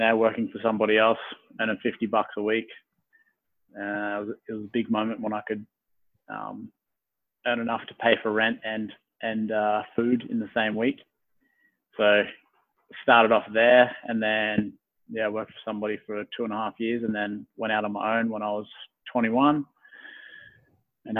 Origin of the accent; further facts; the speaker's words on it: Gunnedah, New South Wales, Australia; moved away as an adult; also born or lived in Perth; now in Brisbane, Australia; I went back to my hometown, which is in Gunnedah. So new country, New South Wales.